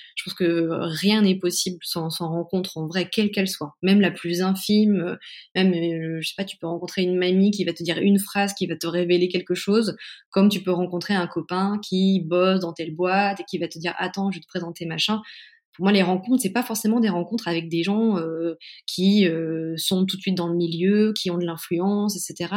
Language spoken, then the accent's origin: French; Caen, Normandy, France; moved away as an adult; also born or lived in Paris; now in Mayenne, France; je suis née en Normandie, à Caen. Euh, j'ai fait mes études jusqu'en deuxième année de fac euh, là-bas